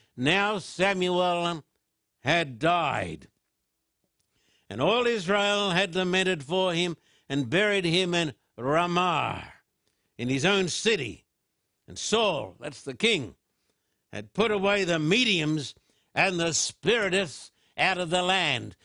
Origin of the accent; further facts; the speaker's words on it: Australia; growing up in Australia